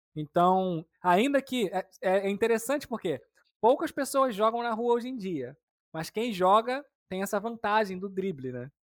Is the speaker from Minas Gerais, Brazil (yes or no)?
no; Rio de Janeiro, Brazil; also born or lived in São Gonçalo; eu sou do Rio de Janeiro, né? Eu moro no estado do Rio, uma cidade chamada São Gonçalo